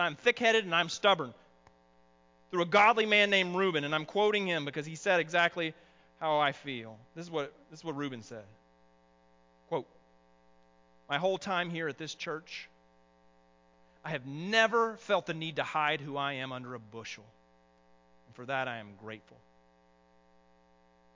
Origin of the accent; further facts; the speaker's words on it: the South, United States; accent: southern; my southern accent